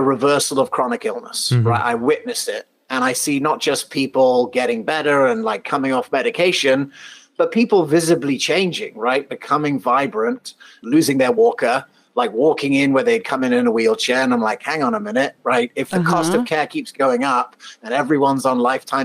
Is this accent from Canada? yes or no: no; England, United Kingdom; moved away; also born or lived in Colorado / South Africa; I was actually born in Colorado. I grew up in England and South Africa.